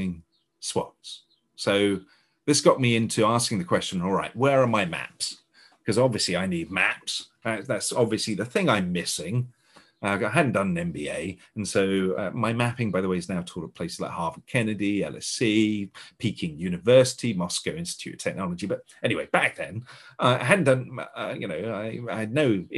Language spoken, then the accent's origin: English; United Kingdom; being a Brit